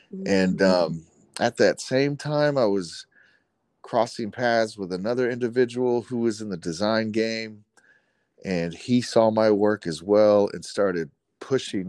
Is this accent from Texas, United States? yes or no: yes; Dallas, Texas, United States; I grew up in Oak Cliff, Dallas, Texas.